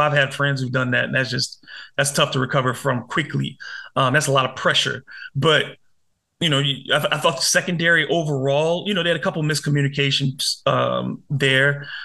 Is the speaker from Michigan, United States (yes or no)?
yes; Detroit, Michigan, United States; moved away; my hometown Detroit